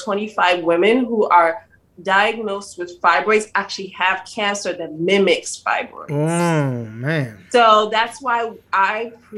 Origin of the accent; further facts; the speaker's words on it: Salisbury, Maryland, United States; moved away as an adult; also born or lived in Georgia / North Carolina / New Jersey; I grew up in Maryland, Salisbury, Maryland, a small city close to Ocean City, Maryland.